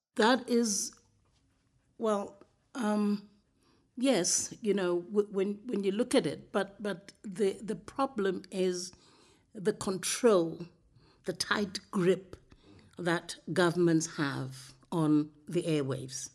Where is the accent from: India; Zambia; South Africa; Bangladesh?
Zambia; now in Namibia; as a child growing up in Zambia